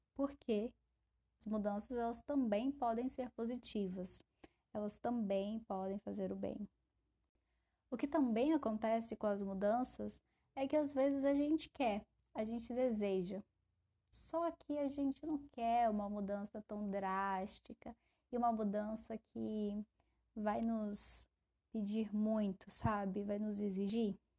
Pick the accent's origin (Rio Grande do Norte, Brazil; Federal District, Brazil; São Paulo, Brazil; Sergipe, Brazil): Federal District, Brazil; Brasília; Eu, como uma boa brasiliense, sempre carrego um guarda-chuva e um casaquinho